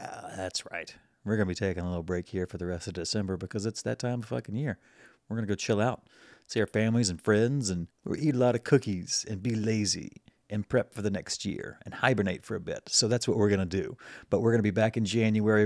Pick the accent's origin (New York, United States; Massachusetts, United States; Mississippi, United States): Mississippi, United States; Mississippi Gulf Coast, United States; now in Chicago, United States; I'm from the Mississippi Gulf Coast originally